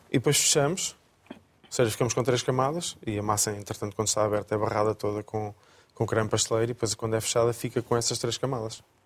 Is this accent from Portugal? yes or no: yes; Coimbra, Centro, Portugal; moved away as an adult; also born or lived in Lisbon; now in Viseu, Portugal; Sou natural de Coimbra, entretanto estudei aqui em Lisboa